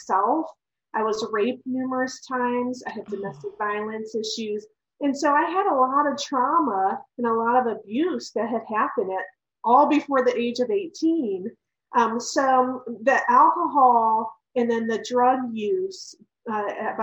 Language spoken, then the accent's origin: English; Ohio, United States; I was actually born and raised in Ohio